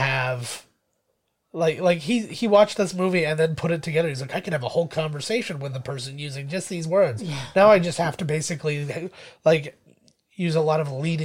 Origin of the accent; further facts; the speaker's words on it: Canada; We're Canadian